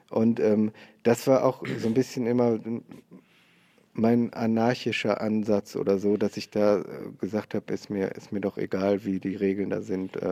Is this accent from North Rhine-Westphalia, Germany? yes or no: yes; North Rhine-Westphalia, Germany; now in Cologne, Germany; ich komme aus, aus Oberberg, das ist bei Köln, so Bergisches Land, äh, eine Stunde von Köln und jetzt wohne ich in Köln. Da bin ich auf dem Dorf groß geworden.